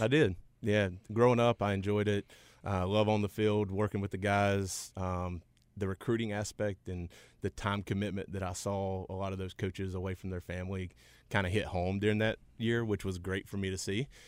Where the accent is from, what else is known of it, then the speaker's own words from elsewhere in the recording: Forest City, North Carolina, United States; I grew up in Forest City, North Carolina.